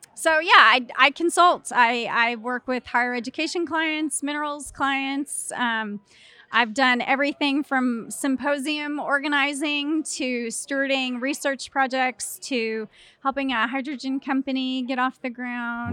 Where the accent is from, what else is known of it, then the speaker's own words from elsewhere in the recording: Clyde, Texas, United States; Originally from Clyde, Texas